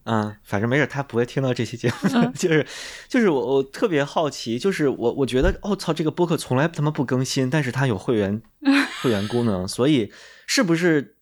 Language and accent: Chinese; Beijing, China; also born or lived in rural northern China; 我家是北京的整体居民里面可能是经济，就是城市居民里面经济状况相对不好的那种家庭